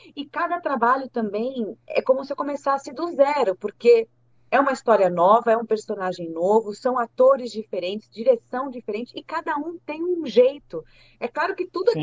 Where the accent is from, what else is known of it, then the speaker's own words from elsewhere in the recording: Brazil; eu sou brasileira